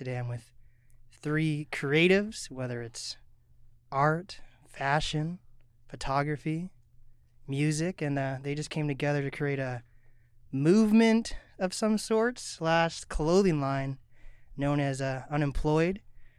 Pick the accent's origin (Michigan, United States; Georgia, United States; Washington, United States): Washington, United States; Mercer Island; I grew up on Mercer Island, and first of all, these colors are like my school.